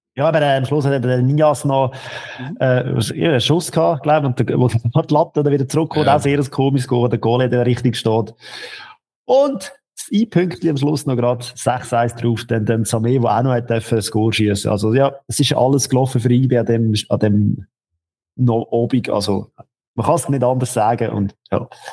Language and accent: German; Lucerne, Switzerland; Ich als Luzerner in Bern